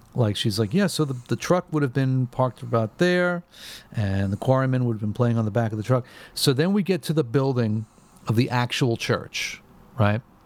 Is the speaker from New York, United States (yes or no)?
yes; New York, United States; growing up in New York when you're when you when you live like an hour away from Radio City Music Hall